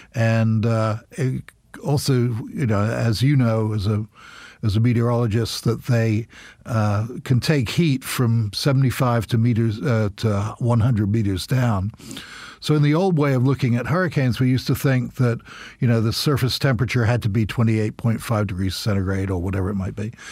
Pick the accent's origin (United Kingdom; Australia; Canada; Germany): United Kingdom; now in United States; I'm British as well.